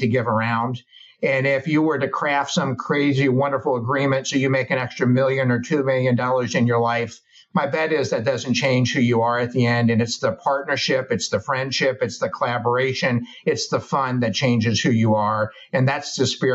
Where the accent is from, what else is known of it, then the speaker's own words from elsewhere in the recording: Arizona, United States; moved away as an adult; now in Charleston, United States; We're from the West Coast. I'm from Arizona